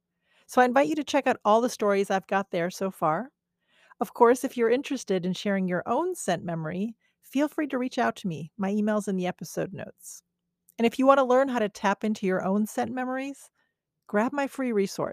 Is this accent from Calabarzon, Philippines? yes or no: no; Manila, Metro Manila, Philippines; As a child growing up in Manila, Philippines, I lived with my parents.